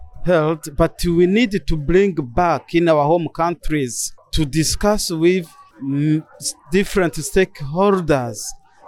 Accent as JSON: {"language": "English", "country": "Burundi", "said": "I'm from Burundi, member of the Batwa community, who are indigenous peoples in Burundi."}